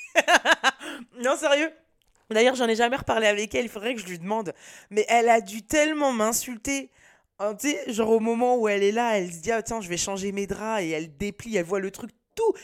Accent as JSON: {"language": "French", "town": "Nantes", "region": "Pays de la Loire", "country": "France", "said": "je viens de Nantes"}